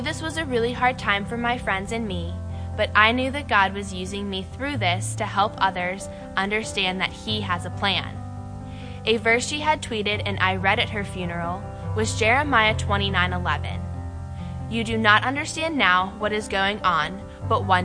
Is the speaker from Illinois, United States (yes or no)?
no; Monongahela, Pennsylvania, United States; I'm from Monongahela. I grew up in a church that my family attended in the area